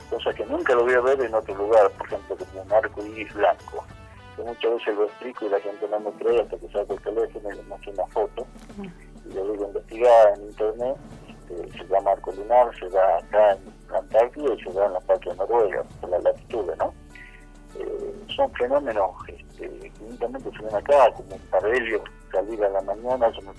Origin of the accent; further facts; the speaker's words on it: Salta, Argentina; also born or lived in Morón / Comodoro Rivadavia / Orán; En el año 2003 regresé eh, a mi provincia, pero no a Salta Capital, sino a la ciudad de Orán, San Ramón de la Nueva Orán. Y en el año 2007, 2008 me salió el paso de Salta Capital